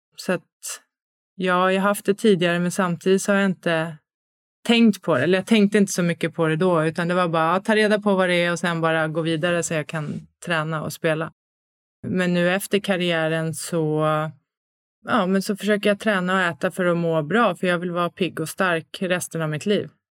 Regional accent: Stockholm, Stockholm County, Sweden; moved away as an adult; Född och uppvuxen i Stockholm, flyttat hem tillbaks till Stockholm nu

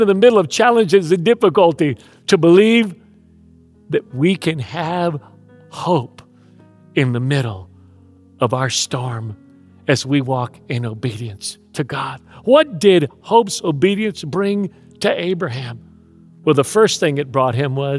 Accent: Houston, Texas, United States; moved away; I grew up in Houston

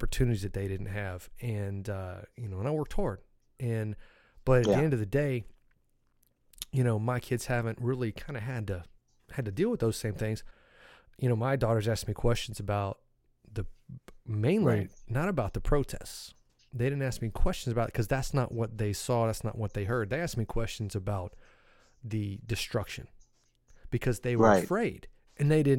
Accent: Raleigh, North Carolina, United States; also born or lived in Bertie County, North Carolina; came back to Raleigh when I was little. And you know, so I grew up in Raleigh

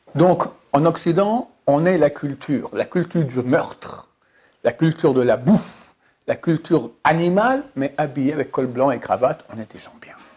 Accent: Switzerland; je suis suisse

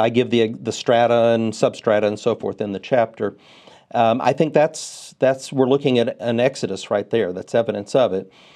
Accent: Texas, United States; As a Texan

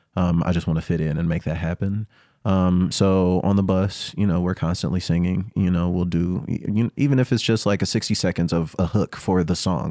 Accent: the South, United States; I grew up in the South

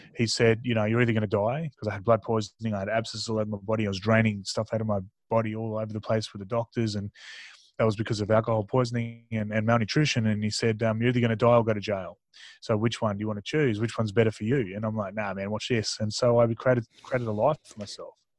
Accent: Tasmania, Australia; born or raised there; also born or lived in Mildura, Victoria / Darwin, Northern Territory

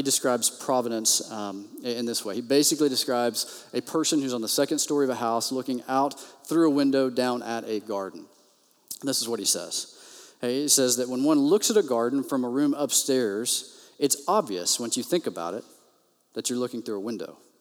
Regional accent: Texas, United States; I grew up in the Bible Belt, Bible Belt, Texas

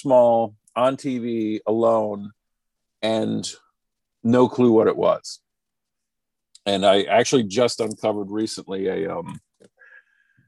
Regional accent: Rhode Island, United States; I grew up in Rhode Island

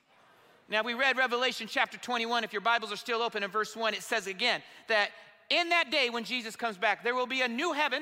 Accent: Indiana, United States; I'm from Indiana

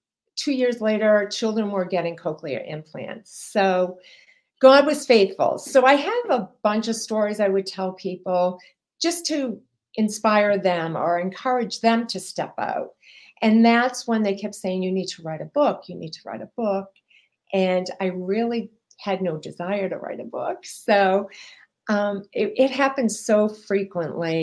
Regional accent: Massachusetts, United States; I am from Massachusetts

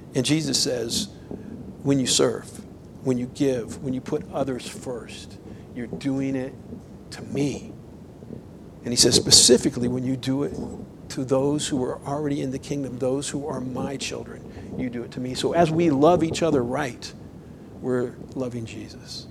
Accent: Florida, United States; moved away as an adult; now in Idaho, United States; I grew up in Florida and um, we've been in Idaho for 10 years

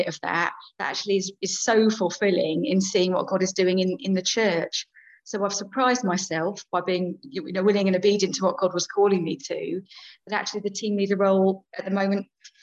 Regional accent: Chichester, South East England, United Kingdom; moved away as an adult; also born or lived in London; back to my hometown, really. I grew up around here.

